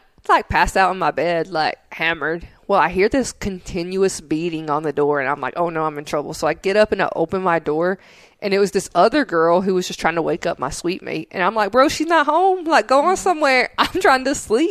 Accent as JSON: {"language": "English", "region": "Tennessee", "country": "United States", "said": "I'm from Tennessee"}